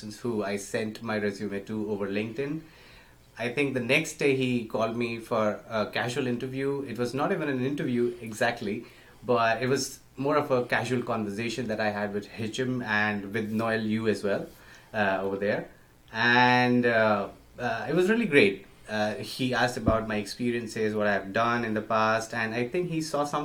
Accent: Jaipur, Rajasthan, India; moved away as an adult; now in Montreal, Canada; I am from India, and I was born in Jaipur, Rajasthan, and I recently moved to Canada with my wife in December 2017

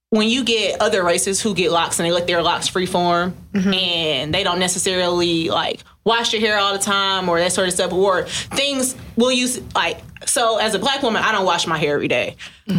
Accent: Detroit, Michigan, United States; I'm from Detroit, so I'm mm-hmm. from like the black hair capital almost.

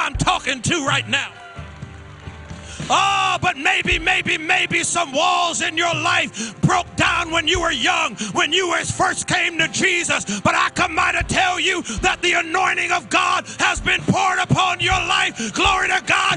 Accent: Springfield, Massachusetts, United States; growing up in Springfield, Mass.

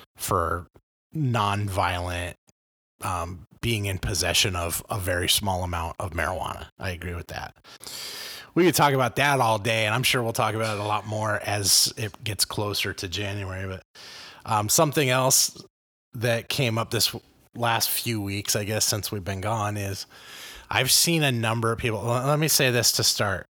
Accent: Los Angeles, California, United States; now in Illinois, United States; I grew up in Los Angeles in the eighties and nineties.

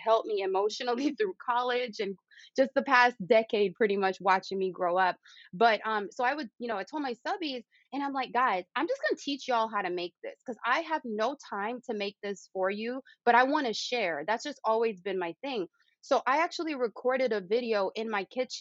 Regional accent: Jamaica; moved away; when I was growing up in Jamaica with my grandmother, Yaya

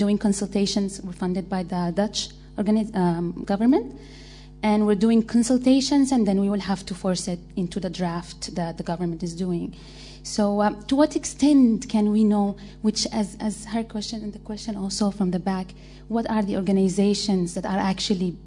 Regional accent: Yemen; I'm from Yemen

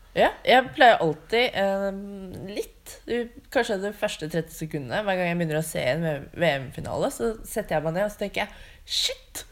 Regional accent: Drammen, Buskerud, Norway; jeg er fra Drammen

